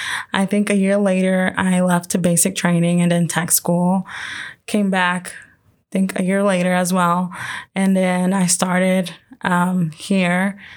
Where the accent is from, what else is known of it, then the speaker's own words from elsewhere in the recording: Indianapolis, Indiana, United States; So I'm down from Indy, born and raised down in Indy.